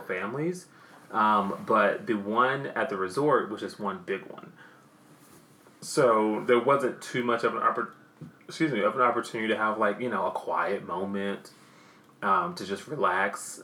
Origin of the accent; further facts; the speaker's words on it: the South, United States; accent: southern; My damn southern accent